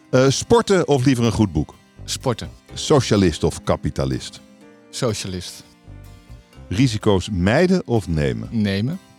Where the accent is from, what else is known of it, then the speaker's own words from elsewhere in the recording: Breda, North Brabant, Netherlands; now in Eindhoven, Netherlands; Waar ben je opgegroeid? In Breda.